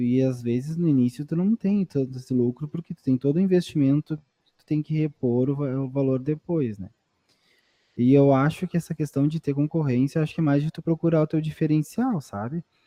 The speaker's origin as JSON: {"language": "Portuguese", "town": "Candiota", "region": "Rio Grande do Sul", "country": "Brazil", "tie": "born or raised there", "also_born_or_lived": "Pelotas", "moved": "as an adult", "said": "Candiota, que é a minha cidade natal também"}